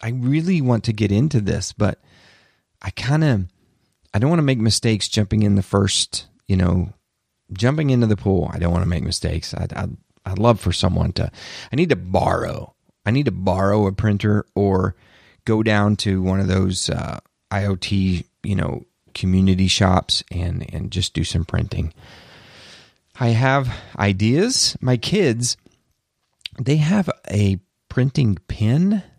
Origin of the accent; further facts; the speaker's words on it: the South, United States; I'm from the South, I can say y'all